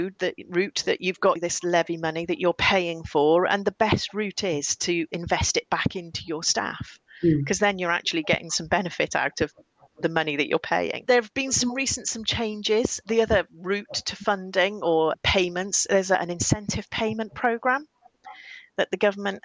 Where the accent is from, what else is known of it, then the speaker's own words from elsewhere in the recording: Welsh, Wales, United Kingdom; I am Welsh